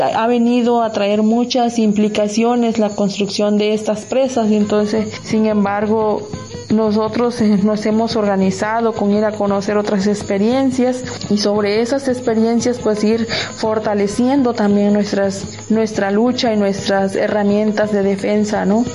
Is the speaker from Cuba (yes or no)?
no; Costa region of Oaxaca, Mexico; la región costa del estado de Oaxaca